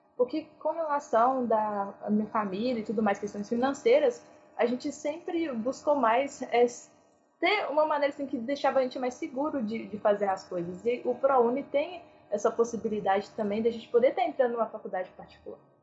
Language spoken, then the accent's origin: Portuguese; Ibirité, Minas Gerais, Brazil; eu sou né, de Birité, Minas Gerais